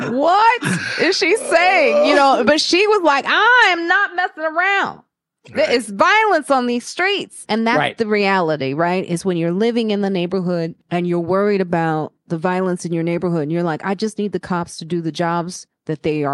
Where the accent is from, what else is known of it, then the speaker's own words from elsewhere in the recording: Chicago, Illinois, United States; I'm from Chicago.